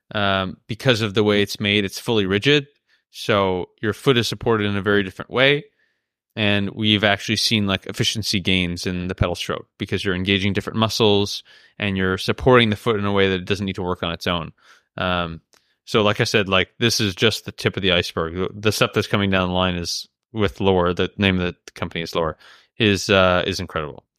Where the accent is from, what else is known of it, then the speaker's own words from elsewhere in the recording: Canada; now in Andorra; I'm a Canadian citizen.